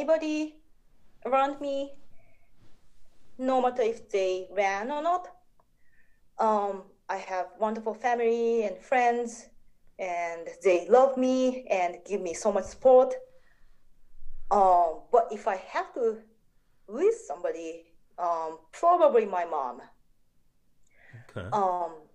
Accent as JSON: {"language": "English", "region": "Niigata", "country": "Japan", "tie": "born or raised there", "moved": "as an adult", "lives_now": "Minnesota, United States", "said": "I was born and raised in Japan, and moved to the States to go to college"}